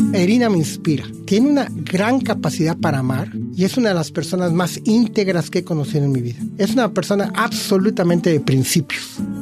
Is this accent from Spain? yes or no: no; Mexico; moved away as an adult; now in Australia; tengo toda mi familia en México y tengo todos mis raíces en México